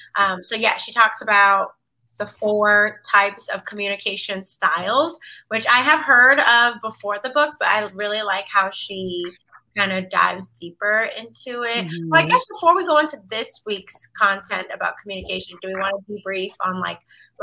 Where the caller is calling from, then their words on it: Washington, District of Columbia, United States; co-founder of Sultry Sisters. I'm drinking Agua H2O, and I'm tuning in from DC.